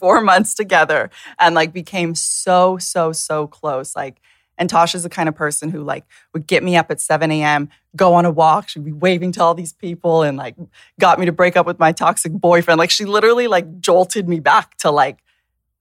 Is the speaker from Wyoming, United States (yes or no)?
no; Hawaii, United States; now in Los Angeles, United States; I'm from Hawaii originally, and you know, I grew up in swimwear. I grew up on the beach. I would literally take my homework to the beach after school